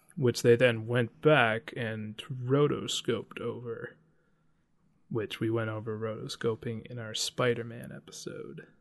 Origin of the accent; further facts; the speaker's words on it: Washington, United States; I'm from Washington